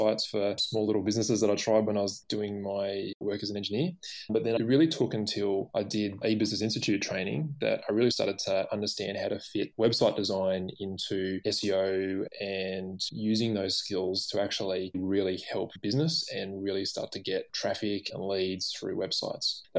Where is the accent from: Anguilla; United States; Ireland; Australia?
Australia; Canberra, Australian Capital Territory; now in Sydney, Australia; I grew up in Canberra